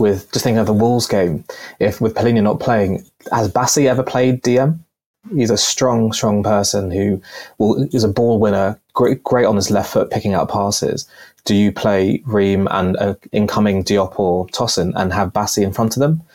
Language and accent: English; Pakistan; now in United Kingdom; I'm originally from Pakistan